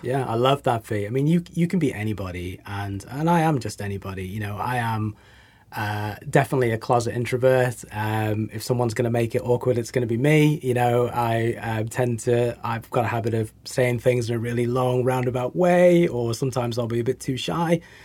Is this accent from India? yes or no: no; England, United Kingdom; also born or lived in United States; now in New Zealand; I'm English